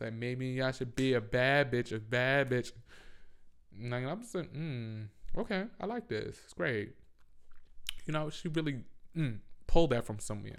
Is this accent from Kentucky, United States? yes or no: no; New York, United States; I'm from New York